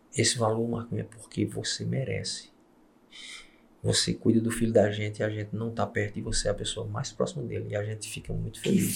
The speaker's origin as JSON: {"language": "Portuguese", "town": "Campina Grande", "region": "Paraíba", "country": "Brazil", "tie": "born or raised there", "said": "eu fui criado em Campina Grande"}